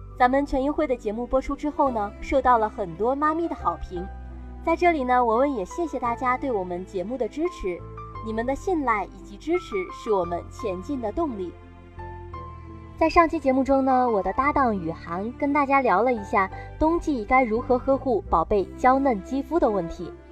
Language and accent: Chinese; northern China, China; now in southern China; 我是北方人，现在在南方生活